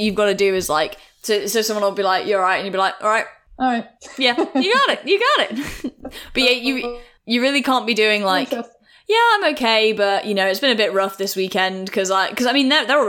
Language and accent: English; England, United Kingdom; who has was birthed in England, grew up